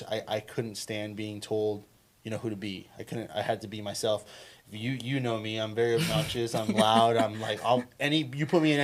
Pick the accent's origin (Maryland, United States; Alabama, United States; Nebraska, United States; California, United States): California, United States; Sacramento; moved away as an adult; now in Las Vegas, United States; Originally from Sacramento